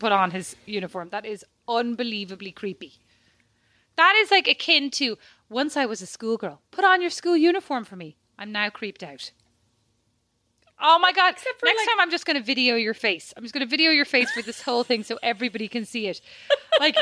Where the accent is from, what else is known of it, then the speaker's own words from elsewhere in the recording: Ireland; now in Paris, France; being Irish